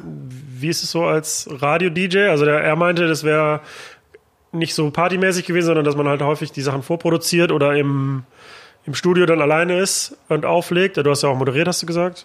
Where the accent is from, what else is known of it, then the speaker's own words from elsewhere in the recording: Mülheim an der Ruhr, North Rhine-Westphalia, Germany; now in Berlin, Germany; ich bin ja auch in Mühlheim an der Ruhr geboren